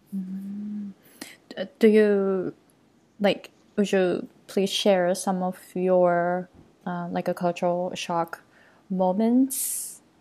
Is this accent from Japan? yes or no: yes; Japan; first language Japanese; English is a second language; moved away as an adult; now in Hawaii, United States; I grew up in Japan and I speak in um, Japanese as my first language.